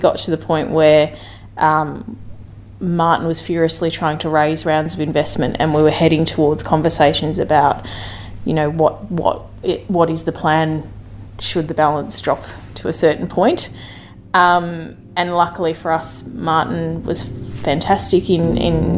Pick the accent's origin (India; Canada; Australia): Australia; Melbourne, Victoria; moved away as an adult; now in England; you can probably tell from my accent that I'm originally a Melbourneite